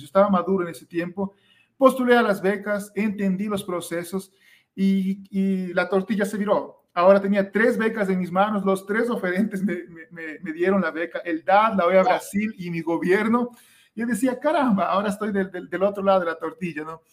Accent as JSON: {"language": "Spanish", "country": "Ecuador", "said": "yo soy de Ecuador"}